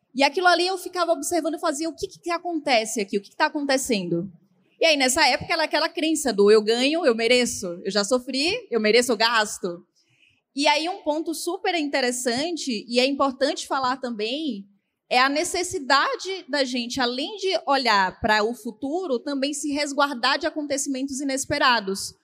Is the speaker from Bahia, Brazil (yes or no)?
yes; Bahia, Brazil; eu nasci na Bahia